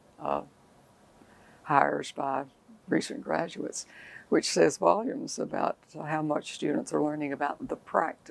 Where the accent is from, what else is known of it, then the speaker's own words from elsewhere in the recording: Wilkes County, North Carolina, United States; I grew up in Wilkes County, North Carolina